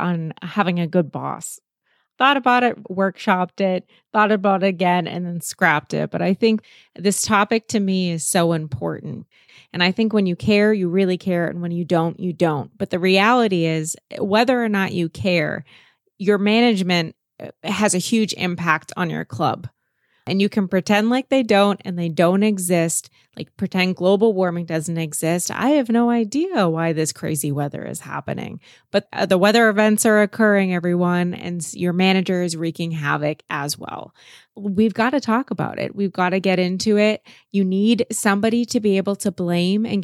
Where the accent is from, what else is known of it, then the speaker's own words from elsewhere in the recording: United States; I am an American woman